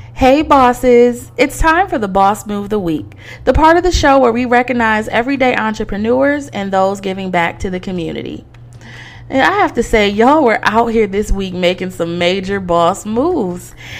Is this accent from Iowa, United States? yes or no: no; Detroit, Michigan, United States; moved away; my hometown of Detroit, Michigan